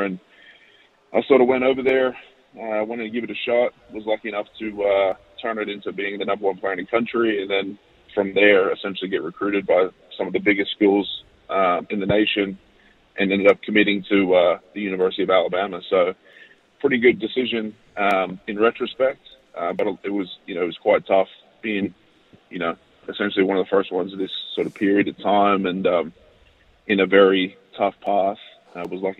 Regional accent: Australia; It was quite tough playing in Australia, in Brisbane

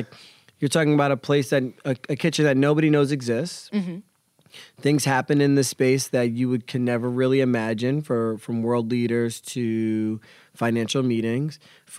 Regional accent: Pennsylvania, United States; Yeah, I grew up in the Poconos.

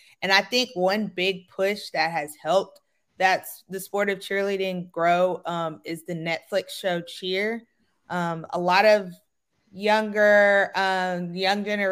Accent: Gulfport, Mississippi, United States; moved away as an adult; now in Tallahassee, United States; I'm from Gulfport, Mississippi. So I born and raised in the SWAC

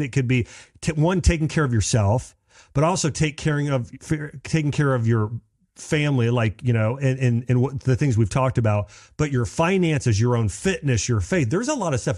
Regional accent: Dayton, Ohio, United States; I grew up in Dayton, Ohio.

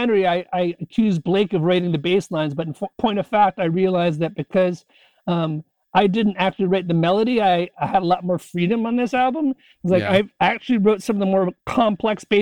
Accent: Connecticut, United States; also born or lived in San Francisco / Chicago; now in Olympia, United States; I grew up in Connecticut.

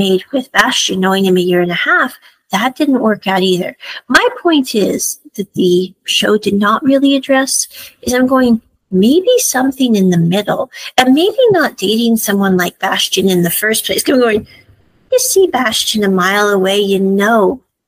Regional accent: Midwest, United States; I grew up in the Midwest

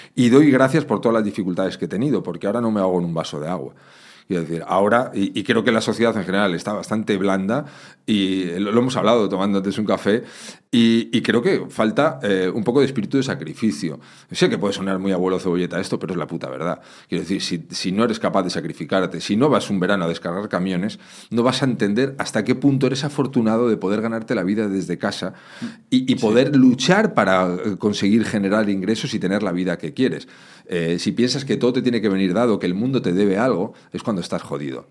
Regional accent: Madrid, Community of Madrid, Spain; Yo me crié en un barrio, en Madrid

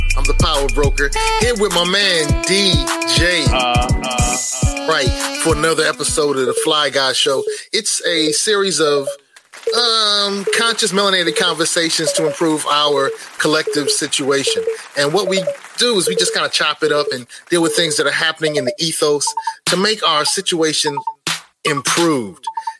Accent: Brooklyn, New York, United States; born there; Yeah, I was born in Brooklyn. I love Brooklyn. Brooklyn's in me.

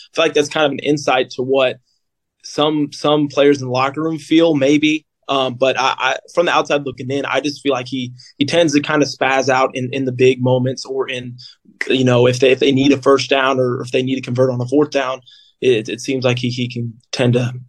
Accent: Southeast Missouri, United States; we're both from Southeast Missouri. It's like, we're like an hour and a half south of St. Louis.

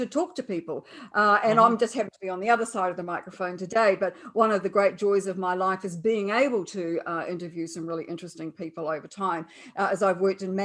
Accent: New Zealand; I'm a New Zealander, apart from my accent, of course

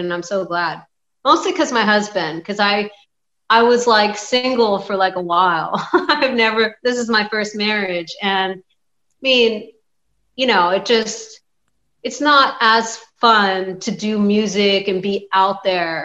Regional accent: Philadelphia, Pennsylvania, United States; moved away as an adult; also born or lived in Montgomery County, Pennsylvania / California; I'm from Philadelphia, Pennsylvania

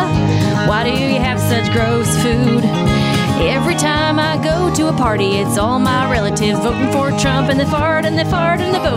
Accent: Minneapolis, Minnesota, United States; my hometown of Minneapolis

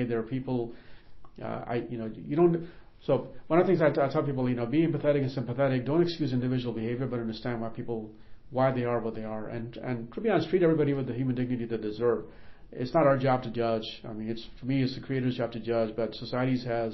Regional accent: Northern Virginia, United States; also born or lived in Karachi, Pakistan / Arlington, Virginia / Boston; now in Dayton, United States; growing up in Northern Virginia

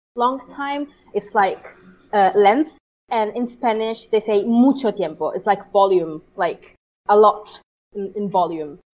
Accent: Italy; first language Italian; English is a second language; moved away

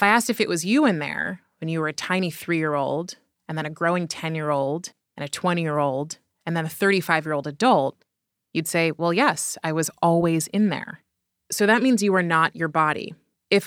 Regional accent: Berkeley, California, United States; I was born in Berkeley, California

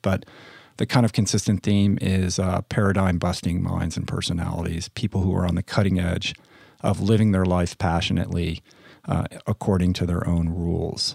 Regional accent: Washington, District of Columbia, United States; moved away; also born or lived in Santa Monica; in Washington, D C, in my hometown

